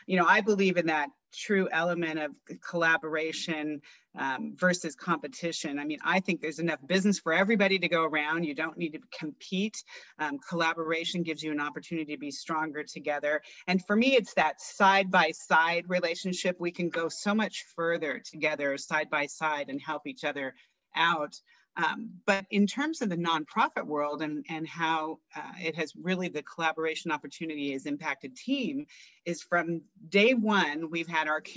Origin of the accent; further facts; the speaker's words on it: La Verne, California, United States; right here in La Vergne, California, and my hometown